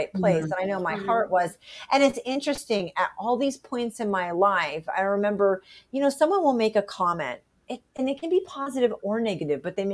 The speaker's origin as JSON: {"language": "English", "region": "Rhode Island", "country": "United States", "tie": "born or raised there", "moved": "yes", "said": "I did fly back to where I grew up in Rhode Island 21 years ago"}